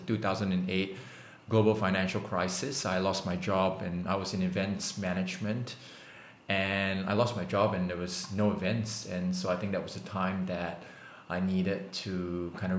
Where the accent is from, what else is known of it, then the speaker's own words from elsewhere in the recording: Singapore; moved away as an adult; also born or lived in Australia; I was born in Singapore